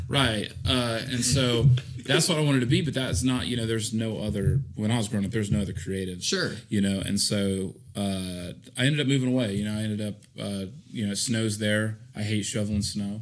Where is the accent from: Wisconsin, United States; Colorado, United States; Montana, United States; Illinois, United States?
Illinois, United States; also born or lived in Augusta, Georgia; now in North Augusta, United States; I grew up in Illinois